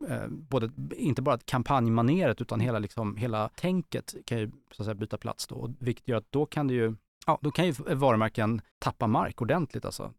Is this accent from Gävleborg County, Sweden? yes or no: no; Stockholm, Stockholm County, Sweden; Jag växte upp eh, i Bromma på 80-talet